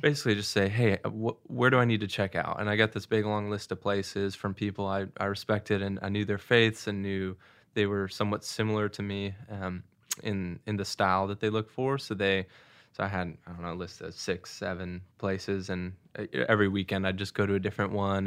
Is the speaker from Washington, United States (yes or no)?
yes; Seattle, Washington, United States; also born or lived in Saint Louis, Missouri / Missouri; now in Nashville, United States; I grew up in Seattle, but then moved to Saint Louis and then have been at school at University of Missouri